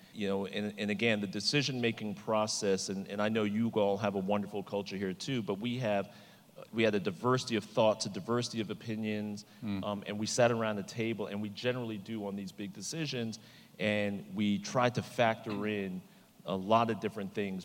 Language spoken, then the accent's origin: English; New York, United States; I grew up in New York